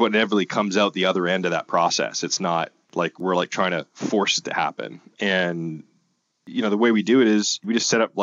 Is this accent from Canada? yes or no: yes; Canada; because we're Canadian, right? North of the border